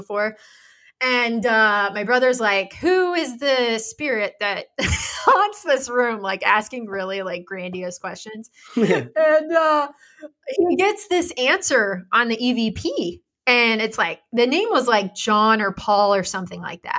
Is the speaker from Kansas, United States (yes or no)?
yes; Western Kansas, United States; growing up in Western Kansas